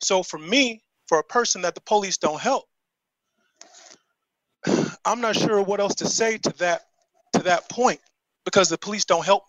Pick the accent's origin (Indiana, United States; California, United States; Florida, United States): Indiana, United States; Indianapolis; You know, so where I grew up in Indianapolis, Brightwood, 46218, across the street from me was the crack house.